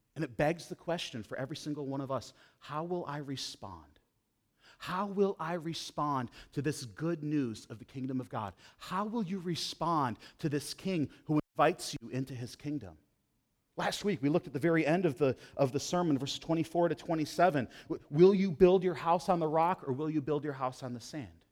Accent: Western New York, United States; I grew up in this tiny little town. It's actually a village in Western New York.

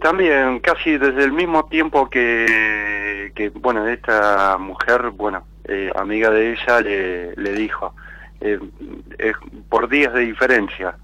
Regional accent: Rosario, Santa Fe, Argentina; De Rosario

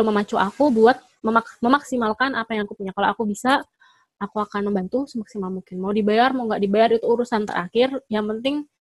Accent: Surakarta, Central Java, Indonesia; now in Jakarta, Indonesia; Aku dari Solo tapi aku yeah

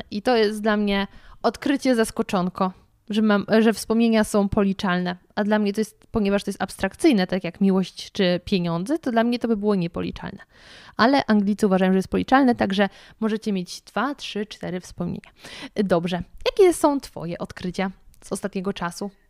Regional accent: Jaworzno, Silesian Voivodeship, Poland; now in Kraków, Poland; ja pochodzę z Jaworzna

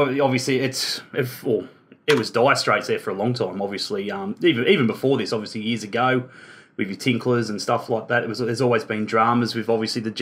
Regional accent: Newcastle, New South Wales, Australia; moved away as an adult; now in Melbourne, Australia; born and bred in Newcastle, obviously living in Melbourne these days.

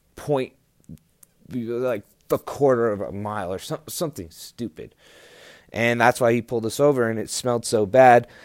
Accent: New Mexico, United States; I was from New Mexico

